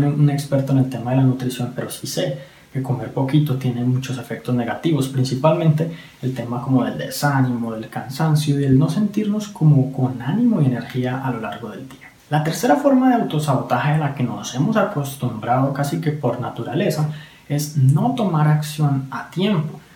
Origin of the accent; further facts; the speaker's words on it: Colombia; en mi país, Colombia